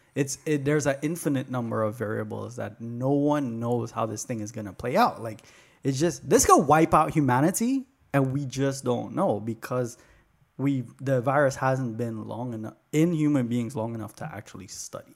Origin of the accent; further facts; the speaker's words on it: New York, United States; moved away; also born or lived in Arizona; I'm from New York, and then I was in Arizona